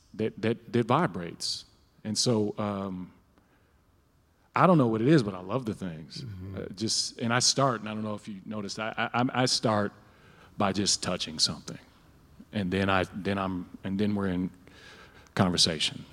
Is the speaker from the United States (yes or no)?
yes; Minneapolis, Minnesota, United States; I'm from North Minneapolis. Uh, I'm 45